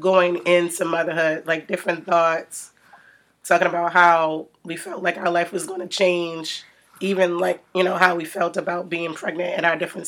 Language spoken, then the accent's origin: English; Baltimore, Maryland, United States; mother of two, Baltimore native